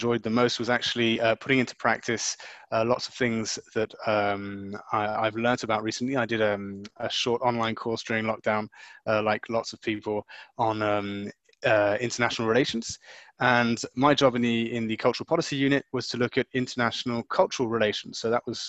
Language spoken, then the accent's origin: English; Luxembourg; now in Brussels, Belgium; I was born in Luxembourg and brought up in Luxembourg